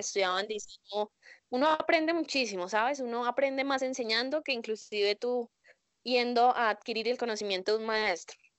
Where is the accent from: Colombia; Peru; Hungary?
Colombia; yo soy colombiana